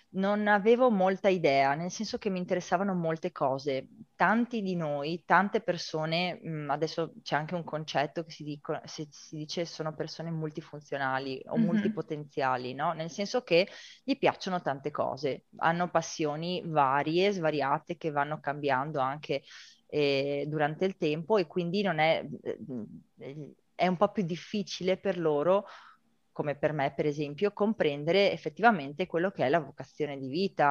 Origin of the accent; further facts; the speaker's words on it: Rovigo, Veneto, Italy; moved away as an adult; also born or lived in China / Argentina; vengo da Rovigo